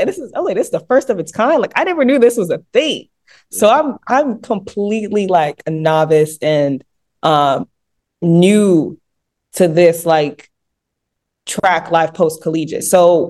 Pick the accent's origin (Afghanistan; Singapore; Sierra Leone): Sierra Leone; it's for the fact that I was representing my home country.